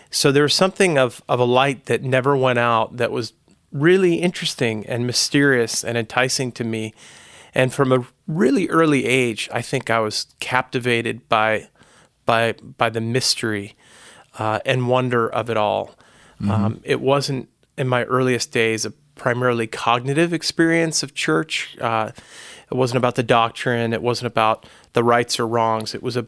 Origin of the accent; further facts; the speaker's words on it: Long Island, New York, United States; I grew up on Long Island, and my folks were from the city, moved out to the island in the 60s, which was a time of white flight from the city.